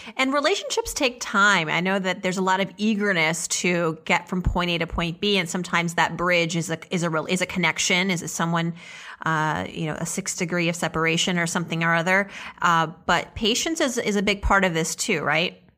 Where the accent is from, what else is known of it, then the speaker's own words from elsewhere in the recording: Auburn, Massachusetts, United States; also born or lived in Worcester, Massachusetts; then we moved to Auburn